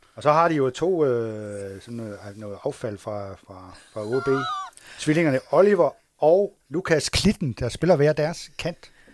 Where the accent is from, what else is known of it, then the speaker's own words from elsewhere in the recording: Assens, Southern Denmark, Denmark; det, hvor jeg kommer fra